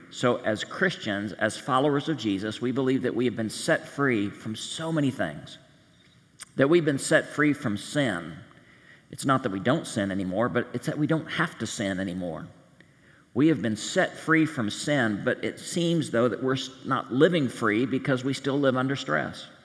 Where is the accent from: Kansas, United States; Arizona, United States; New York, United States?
Kansas, United States; We're from Kansas, and if there's one thing we know how to do, it's have a good time. I live out of state, so I missed the party